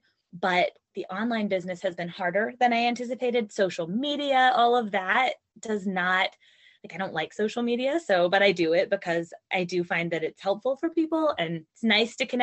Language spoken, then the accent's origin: English; North Carolina, United States; moved away as an adult; also born or lived in Virginia; we moved from Virginia to North Carolina because that's where both of our families are. I grew up here